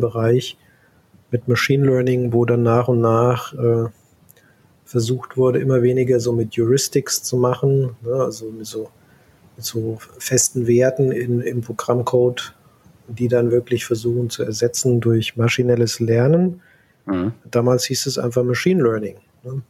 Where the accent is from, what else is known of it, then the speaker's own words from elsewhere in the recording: Central Hesse, Germany; moved away as an adult; also born or lived in California, United States; ich komme ursprünglich aus Mittelhessen, ne, in der Gegend mhm. Wetzlar Gießen